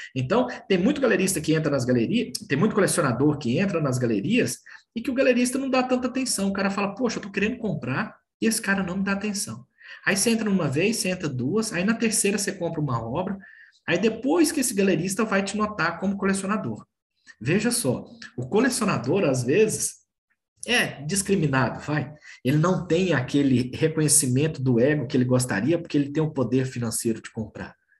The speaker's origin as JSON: {"language": "Portuguese", "town": "Brasília", "region": "Federal District", "country": "Brazil", "tie": "born or raised there", "also_born_or_lived": "Belo Horizonte", "moved": "yes", "lives_now": "São Paulo, Brazil", "said": "eu sou natural de Brasília, morei em Brasília e morei em Belo Horizonte. Hoje moro em São Paulo"}